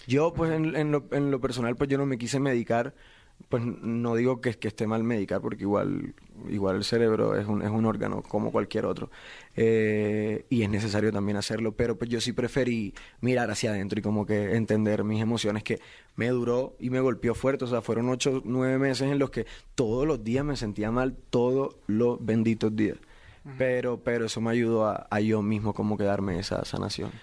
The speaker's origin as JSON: {"language": "Spanish", "town": "Barranquilla", "region": "Atlántico", "country": "Colombia"}